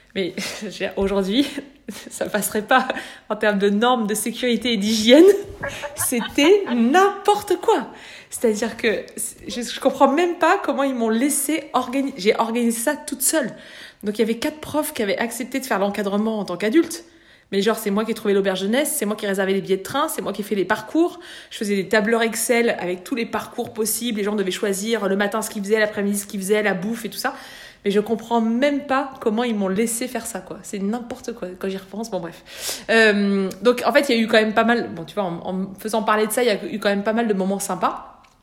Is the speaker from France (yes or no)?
yes; small village near Bourg-en-Bresse, Auvergne-Rhône-Alpes, France; j'habitais dans un tout petit village d'Empire-sur-Velle, 800 euh, habitants à l'époque, euh, à 15 km de Bourg-en-Bresse